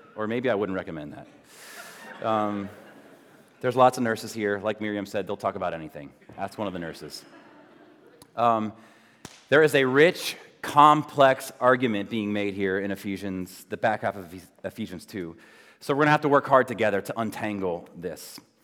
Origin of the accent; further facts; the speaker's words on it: United States; especially as Americans